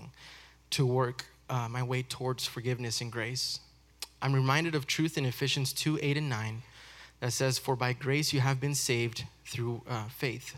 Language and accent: English; El Paso, Texas, United States; I was born in El Paso, Texas